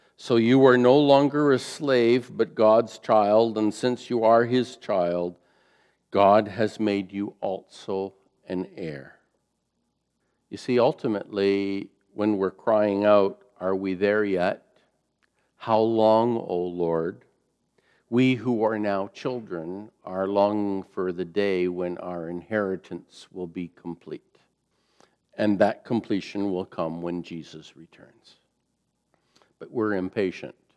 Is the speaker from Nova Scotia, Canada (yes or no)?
no; Fort Erie, Ontario, Canada; I grew up in the Fort Erie area, just a mile from the uh, Queen Elizabeth Way, QEW